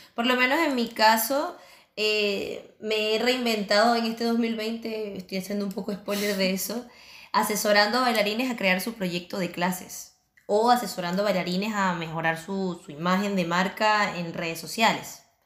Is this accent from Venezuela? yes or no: yes; Venezuela; moved away as an adult; also born or lived in Chile; now in Barcelona, Spain; nosotros somos venezolanos